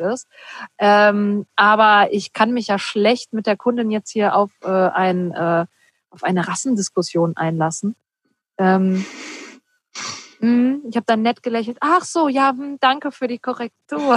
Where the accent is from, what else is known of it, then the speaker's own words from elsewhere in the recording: Ruhr area, North Rhine-Westphalia, Germany; ich komme ja auch aus dem Ruhrpott, wir kommen beide aus dem Ruhrpott